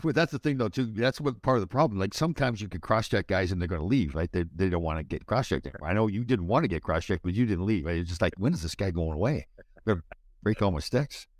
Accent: Brampton, Ontario, Canada; I grew up in Brampton, not too far away from you.

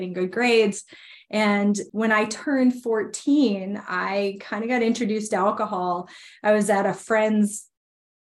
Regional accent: Minnesota, United States; I grew up born and raised in Minnesota

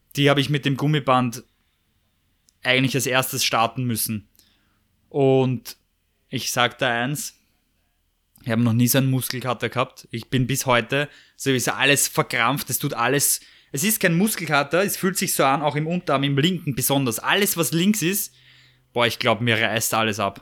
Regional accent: Vienna, Austria; wenn du in Wien aufwachst

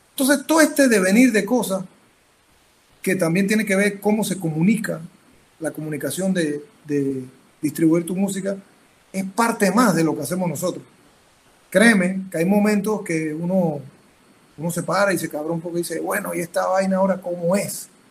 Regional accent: Panama; soy panameño

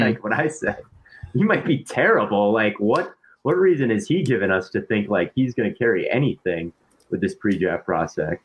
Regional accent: Minnesota, United States; I'm from Minnesota

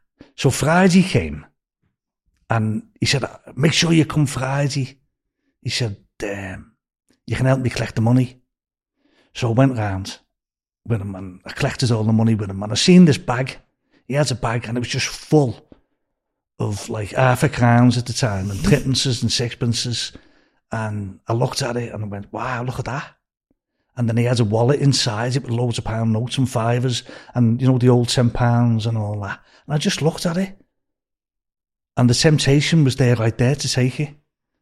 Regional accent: Liverpool, North West England, United Kingdom; moved away as an adult; also born or lived in Beverly Hills; now in California, United States; I was born in Scotland Road

